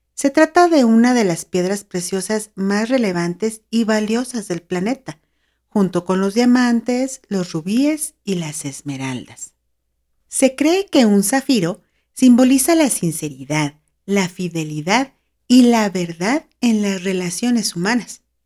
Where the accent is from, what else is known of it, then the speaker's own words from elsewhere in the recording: Mexico; also born or lived in San Luis Potosí; acá en mi país, México